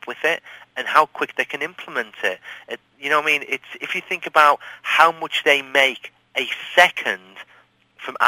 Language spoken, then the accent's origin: English; England, United Kingdom; I'm English